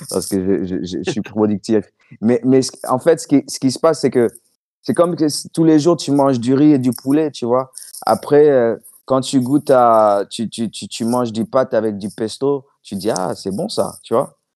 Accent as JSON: {"language": "French", "region": "New York", "country": "United States", "tie": "born or raised there", "also_born_or_lived": "Washington", "said": "J'ai grandi en Amérique, à Washington, à New York, à Brooklyn, je suis allé partout."}